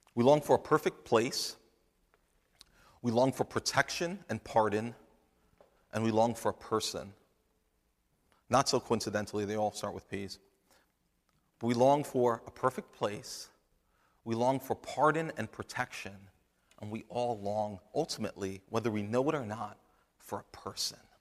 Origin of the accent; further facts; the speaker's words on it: New Jersey, United States; I'm, I'm from New Jersey